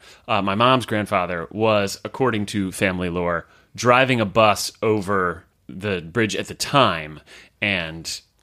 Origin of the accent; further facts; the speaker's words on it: Florida, United States; Yeah. I'm from Florida as